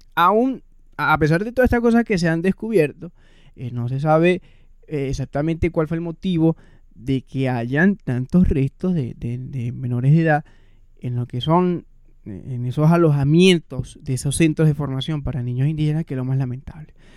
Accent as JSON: {"language": "Spanish", "country": "Venezuela", "also_born_or_lived": "Caracas", "moved": "yes", "said": "nosotros como venezolanos"}